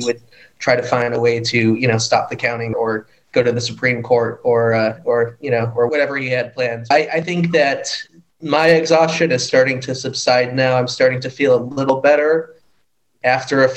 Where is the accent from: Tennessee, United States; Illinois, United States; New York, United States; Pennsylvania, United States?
Illinois, United States; Chicago; moved away as an adult; now in Istanbul, Turkey; I'm from Chicago, Illinois.